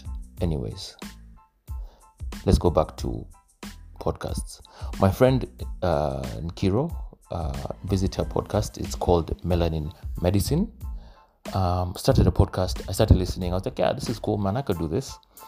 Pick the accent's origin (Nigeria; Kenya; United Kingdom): Kenya; Nairobi; also born or lived in Ohio; I'm Kenyan, born and raised in Nairobi, went to school in Ohio